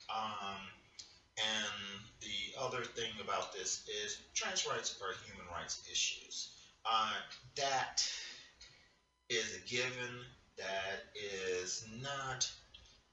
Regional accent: Texas, United States; also born or lived in Kentucky; my home state of Texas

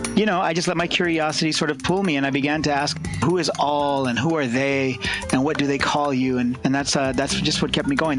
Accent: California's San Joaquin Valley, United States; I was born and raised here in California's San Joaquin Valley, the agricultural hub here

